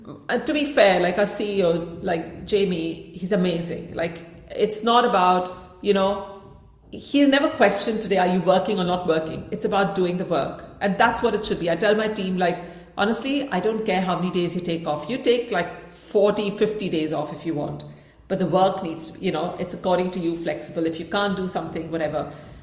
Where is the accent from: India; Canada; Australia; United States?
India; because obviously I come from India, like whatever.